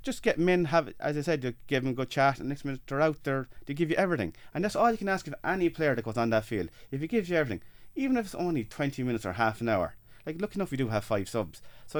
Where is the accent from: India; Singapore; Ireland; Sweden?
Ireland; Freshford, Leinster; from Freshford.